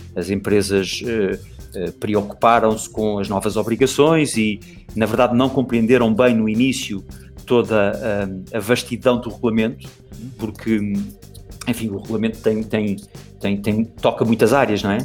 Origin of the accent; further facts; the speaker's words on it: Portugal; moved away as an adult; now in Brazil; sou português